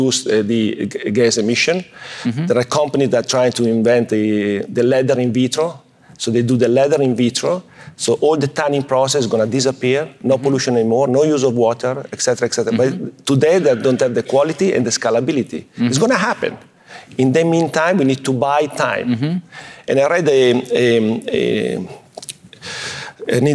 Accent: Italy; I'm coming from Italy

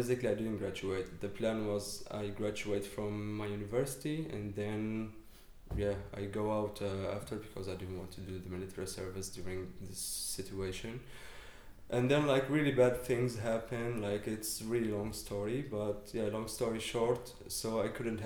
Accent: Damascus, Damascus Governorate, Syria; moved away as an adult; now in Berlin, Germany; I came from Syria, from Damascus. I was born and raised there.

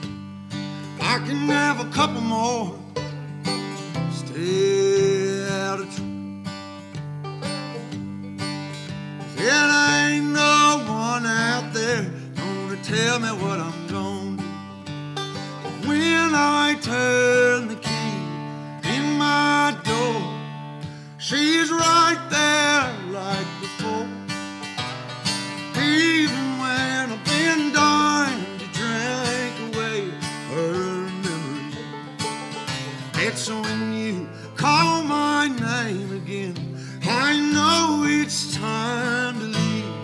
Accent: Nashville, Tennessee, United States; I was born and raised here in Music City

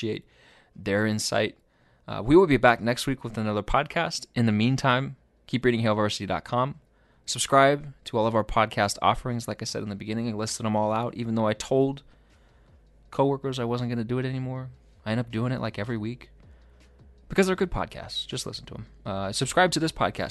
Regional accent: Oklahoma, United States; I'm from Oklahoma, so my family follows them very closely

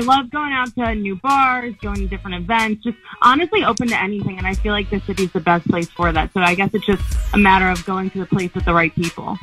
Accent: Long Island, New York, United States; now in New York City, United States; I'm originally from Long Island

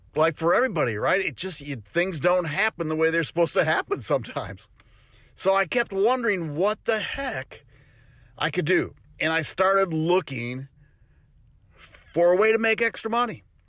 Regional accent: Wisconsin, United States; now in Tennessee, United States; I'm originally from Wisconsin

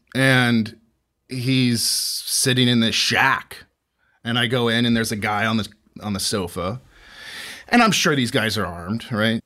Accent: St. Petersburg, Florida, United States; I was born and raised in, in Saint Pete, Florida

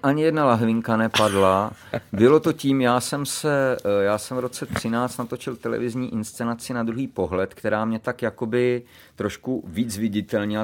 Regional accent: Pardubice, Pardubice Region, Czechia; A u nás v Pardubicích byla ekonomická správní fakulta.

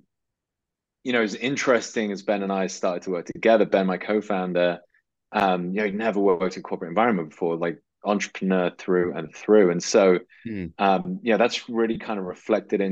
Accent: just outside Liverpool, North West England, United Kingdom; I grew up in the northwest of England, just outside Liverpool

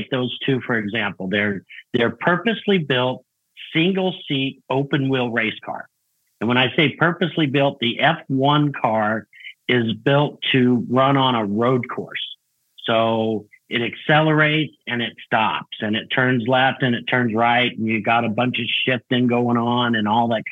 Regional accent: Albuquerque, New Mexico, United States; I'm originally from Albuquerque, New Mexico. That's where I was born and raised

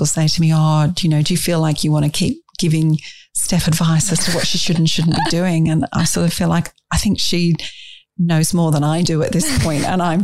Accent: England, United Kingdom; moved away; I was brought up in England

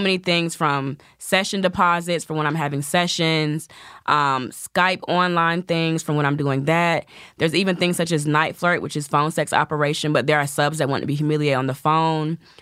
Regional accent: the South, United States; I'm from the South, so I have the sweet Southern belle thing.

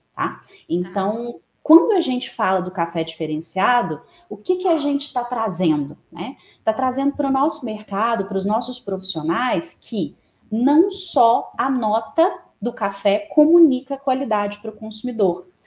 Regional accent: Divinópolis, Minas Gerais, Brazil; now in Belo Horizonte, Brazil; eu sou natural de Divinópolis, no interior de Minas Gerais, moro atualmente em Belo Horizonte

